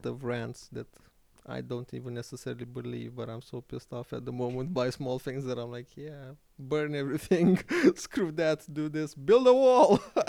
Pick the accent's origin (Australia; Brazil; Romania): Romania; Iași, Iași County; I'm born and raised in Iași